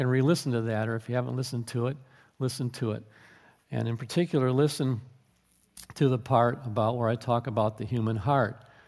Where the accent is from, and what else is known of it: United States